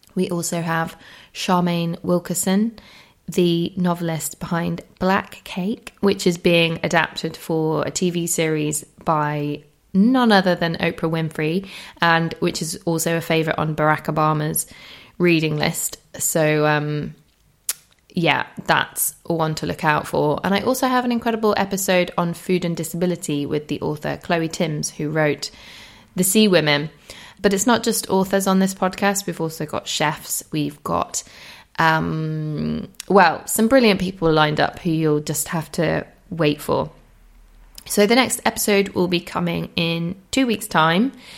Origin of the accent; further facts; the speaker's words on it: Holmfirth, Yorkshire and the Humber, United Kingdom; my hometown near Homefirth